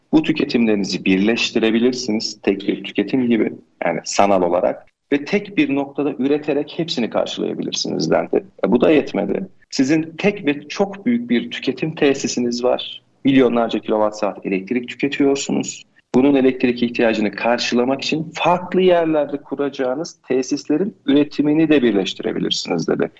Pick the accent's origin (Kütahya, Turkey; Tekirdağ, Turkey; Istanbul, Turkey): Kütahya, Turkey; 41 yaşındayım, Kütahyalıyım.